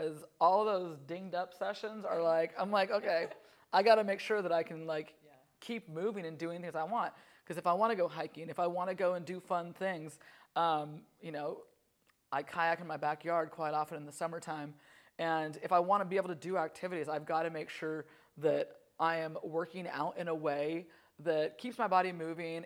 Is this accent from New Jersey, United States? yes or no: no; California, United States; now in Portland, United States; I grew up in California